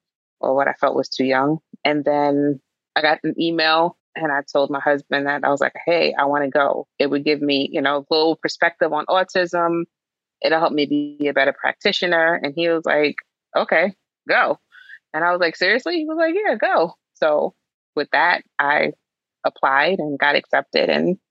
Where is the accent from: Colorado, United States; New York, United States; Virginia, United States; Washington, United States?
New York, United States; I'm from Queens, New York.